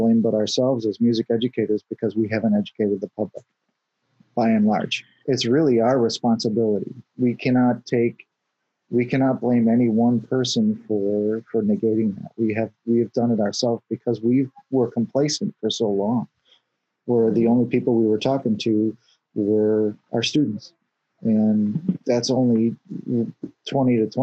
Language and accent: English; Houston, Texas, United States; I grew up in Houston.